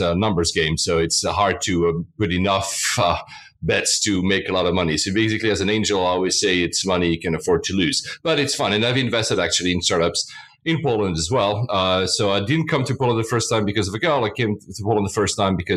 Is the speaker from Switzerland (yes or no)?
yes; Switzerland; moved away; also born or lived in Japan / Philippines; I was born and raised in Switzerland.